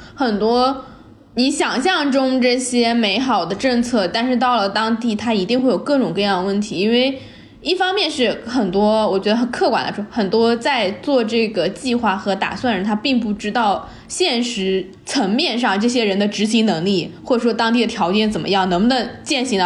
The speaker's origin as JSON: {"language": "Chinese", "country": "China", "said": "他们知道我是中国人"}